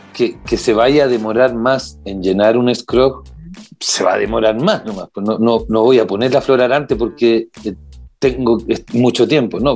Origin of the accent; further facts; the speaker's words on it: Santiago, Santiago Metropolitan, Chile; yo soy, por ejemplo, de Macul y Puente Alto